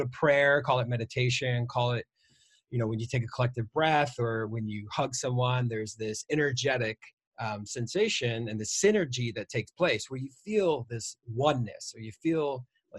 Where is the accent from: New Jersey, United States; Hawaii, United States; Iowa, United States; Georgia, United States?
Iowa, United States; I'm from Iowa and born and raised in the cornfields.